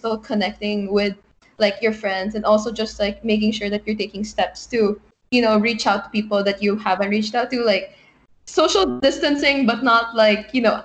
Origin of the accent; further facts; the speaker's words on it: Manila, Metro Manila, Philippines; moved away as an adult; I'm from Manila, the Philippines